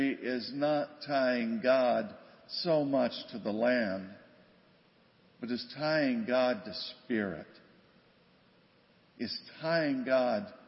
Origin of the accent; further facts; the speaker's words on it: West Virginia, United States; now in Grand Rapids, United States; I grew up in West Virginia